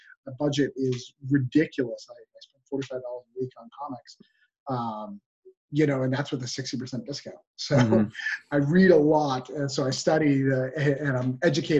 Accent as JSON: {"language": "English", "town": "Rochester", "region": "New Hampshire", "country": "United States", "tie": "born or raised there", "also_born_or_lived": "Florida", "moved": "as an adult", "said": "I'm from New Hampshire. I'm from a small town in New Hampshire called Rochester, and I flew to Florida to go to film school."}